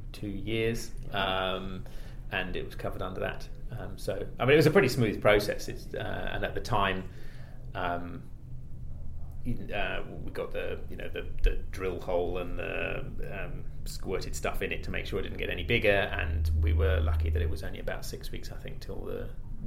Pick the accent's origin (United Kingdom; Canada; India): United Kingdom; moved away as an adult; now in New Zealand; as you can probably tell from my accent, I'm British originally, and moved over here in about 2005